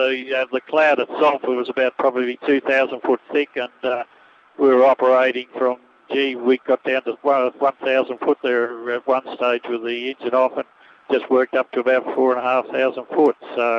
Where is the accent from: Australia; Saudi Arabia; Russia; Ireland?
Australia; Camden, New South Wales; From Camden, down in Sydney, and I got my son with me.